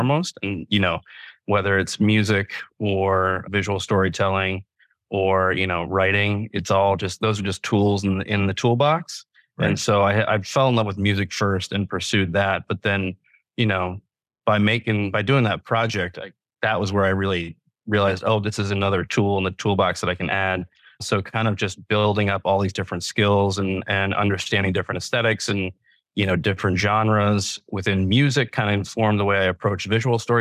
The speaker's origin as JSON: {"language": "English", "country": "United States", "also_born_or_lived": "New York City", "moved": "as an adult", "said": "I'm originally from Virginia, North Carolina area"}